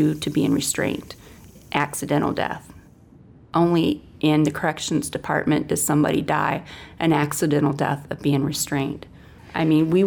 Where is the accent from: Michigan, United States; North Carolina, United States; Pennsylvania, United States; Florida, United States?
Michigan, United States; Adrian; I am from Adrian, Michigan.